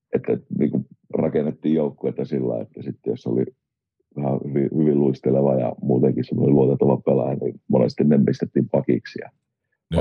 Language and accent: Finnish; Oulu, North Ostrobothnia, Finland; also born or lived in Rauma / Kajaani; No Oulustahan mä oon niin ihan alun perin syntynyt ja kotoisin, ja olisiko neljä viien vanha ollut, niin muutettiin perheen kanssa, perheen kanssa jääliin ja sitten jäälissä meni oikeastaan niin kuin nuoruusvuosia, olisiko ollut 18, kun muutettiin sieltä pois.